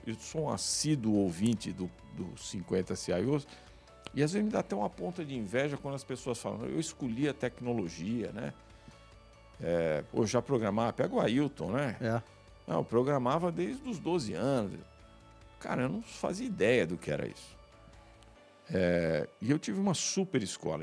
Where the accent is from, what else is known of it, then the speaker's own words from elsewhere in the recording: São Paulo, Brazil; eu sou da, da periferia de São Paulo, nasci em São Paulo, no Jaguaré